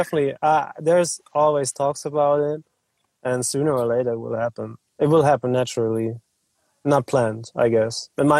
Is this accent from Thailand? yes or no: no; Germany